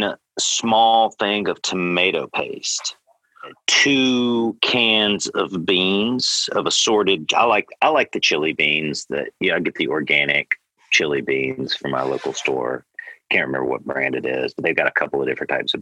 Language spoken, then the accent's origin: English; the South, United States; also born or lived in California; now in Oklahoma, United States; I'm from the South